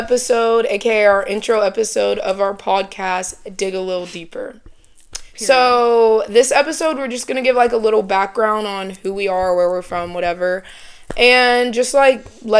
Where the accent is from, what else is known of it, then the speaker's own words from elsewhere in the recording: Kennesaw, Georgia, United States; also born or lived in Marietta, Georgia; I am from Kennesaw, Georgia. I was born in Marietta, but I'm from Kennesaw, Georgia, born and raised. I'm a junior right now, and we go to Georgia Southern in Statesboro.